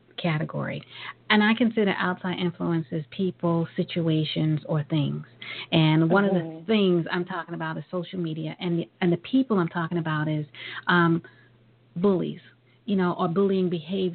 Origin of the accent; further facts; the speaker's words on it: New York, United States; growing up in New York